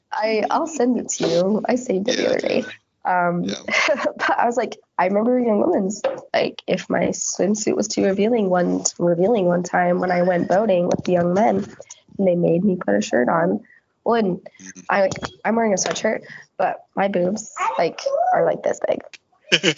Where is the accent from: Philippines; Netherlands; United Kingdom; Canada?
Netherlands; growing up in the Netherlands